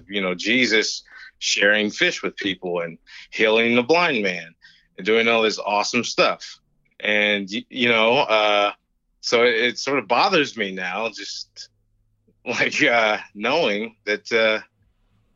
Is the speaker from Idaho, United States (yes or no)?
no; Eastern Kentucky, United States; moved away; small town in Eastern Kentucky.